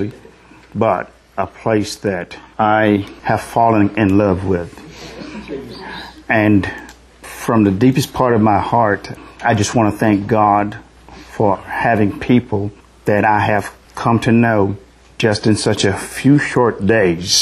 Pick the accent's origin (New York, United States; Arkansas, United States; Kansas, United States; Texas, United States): Texas, United States; Brazoria; accent: southern; excuse my southern accent, but I'm from Brazoria